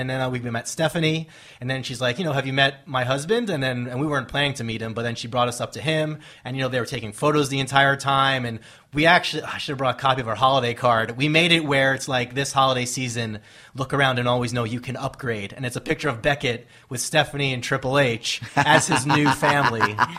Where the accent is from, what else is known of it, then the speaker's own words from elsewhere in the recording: Long Island, New York, United States; moved away; because we're both from Long Island. So we happen to be going back home that day, that week.